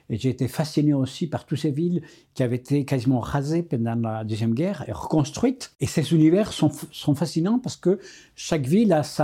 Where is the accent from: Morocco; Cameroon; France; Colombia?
Colombia; je suis né en Colombie et c'était un pays des ruralités